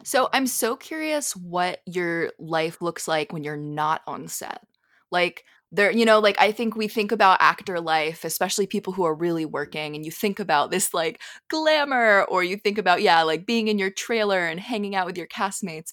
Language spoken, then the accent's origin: English; Philadelphia, Pennsylvania, United States; moved away; I grew up in Philly